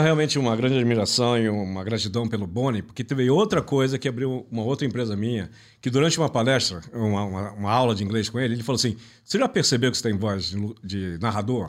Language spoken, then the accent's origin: Portuguese; Brazil; also born or lived in Milan, Italy; Eu nasci em Milão, na Itália, né? Meu passaporte é britânico por causa do meu pai, que eu herdei dele, e vim para o Brasil com nove meses de idade, então eu sou brasileiro de coração